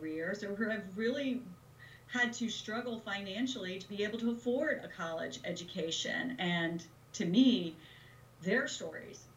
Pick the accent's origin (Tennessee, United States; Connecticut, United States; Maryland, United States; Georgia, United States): Georgia, United States; South; I come from South Georgia